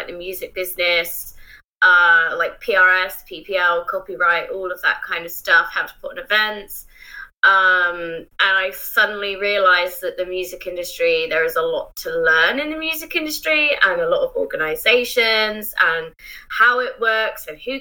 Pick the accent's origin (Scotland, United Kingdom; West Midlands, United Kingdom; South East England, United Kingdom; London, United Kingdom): South East England, United Kingdom; Isle of Wight; moved away; also born or lived in Bristol; I grew up on the Isle of Wight, and for those who don't know, it's just a tiny island off the south coast of England.